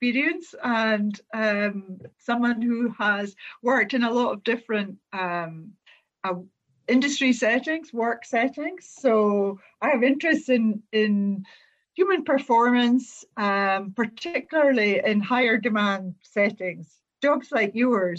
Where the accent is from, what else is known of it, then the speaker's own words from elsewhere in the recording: Glasgow, Scotland, United Kingdom; I come from Glasgow